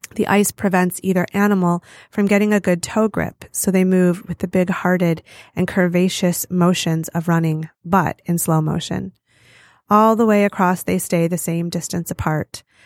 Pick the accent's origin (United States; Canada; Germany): United States; Farmington Hills, Michigan; So I grew up in Farmington Hills, Michigan